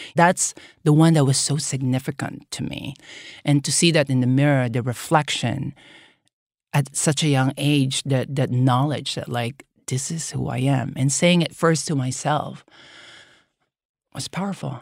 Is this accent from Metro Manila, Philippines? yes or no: yes; Manila, Metro Manila, Philippines; moved away; growing up in the Philippines